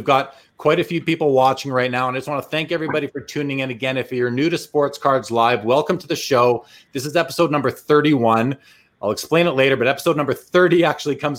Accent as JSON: {"language": "English", "country": "Canada", "said": "I'm also Canadian."}